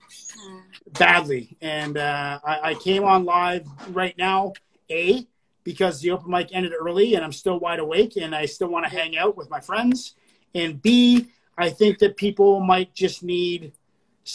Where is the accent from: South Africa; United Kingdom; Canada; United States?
Canada; I'm Canadian